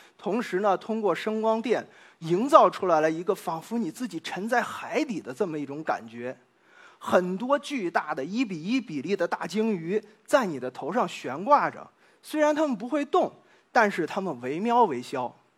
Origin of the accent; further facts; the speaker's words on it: China; now in Nottingham, United Kingdom; 我们中国人